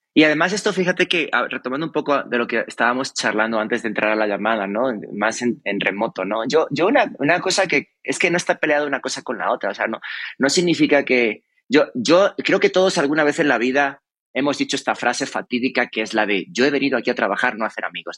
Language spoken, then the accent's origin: Spanish; Cáceres, Extremadura, Spain; yo que soy de Cáceres, de Extremadura